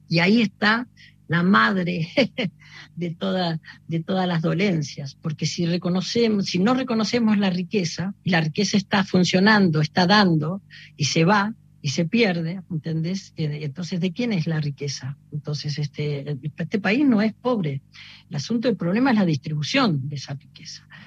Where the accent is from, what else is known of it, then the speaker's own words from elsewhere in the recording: Buenos Aires, Argentina; also born or lived in Mercedes, Buenos Aires Province; yo nací en Mercedes, provincia de Buenos Aires, y, mm, pero, mm, vivía en Flores y, y los fines de semana y los veranos los pasaba en, en, en, en, en mi pueblo